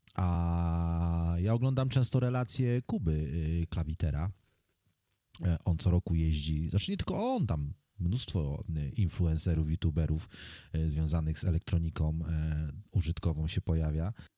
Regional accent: Poland; first language Polish; to jest mój język wychowałem się w tym kraju, nauczyłem się tego języka od dziecka

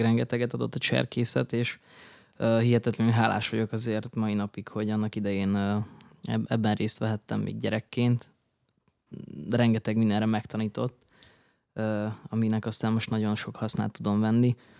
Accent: Berehove, Zakarpattia Oblast, Ukraine; moved away as an adult; also born or lived in Debrecen, Hungary; now in Budapest, Hungary; Ugye Beregszászon születtem, Kárpátalján, az Ukrajnának a legnyugatibb része

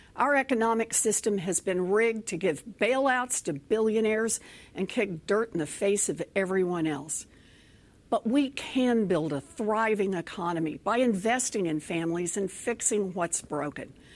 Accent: Oklahoma, United States; moved away; also born or lived in Texas; As a little girl growing up in Oklahoma

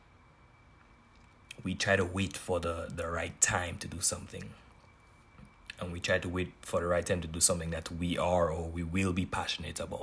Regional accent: Grenada; now in Knoxville, United States; I am from Grenada, but I currently live in the southern part of the United States, Knoxville, Tennessee.

